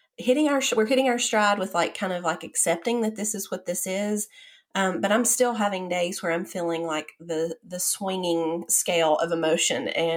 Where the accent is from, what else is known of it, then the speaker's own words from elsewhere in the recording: Chattanooga, Tennessee, United States; moved away; my hometown of Chattanooga